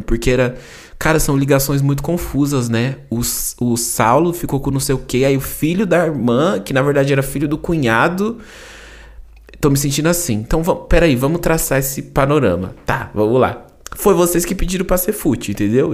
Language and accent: Portuguese; São Paulo, Brazil; accent: paulista R; eu sou paulista, né? Eu falo porta